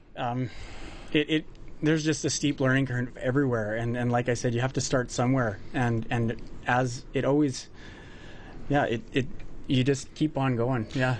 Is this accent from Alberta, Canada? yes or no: yes; Lacombe, Alberta, Canada; I'm from Lacombe